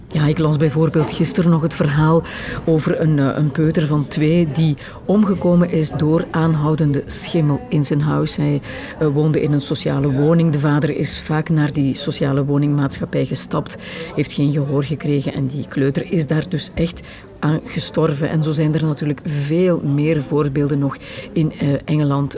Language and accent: Dutch; Herk-de-Stad, Flanders, Belgium; ik ben opgegroeid in Herk de Stad